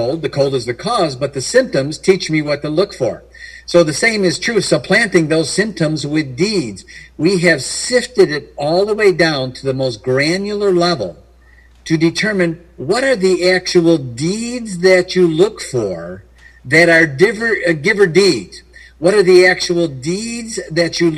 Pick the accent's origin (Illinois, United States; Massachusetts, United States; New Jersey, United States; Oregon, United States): Illinois, United States; Chicago; I was born in Chicago, Illinois area